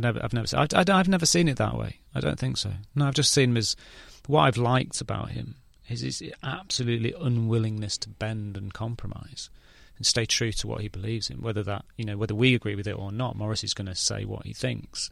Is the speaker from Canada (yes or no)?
no; England, United Kingdom